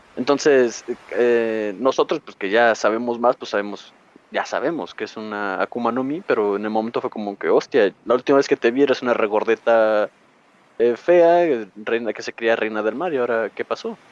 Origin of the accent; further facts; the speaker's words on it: Mexico; yo soy de México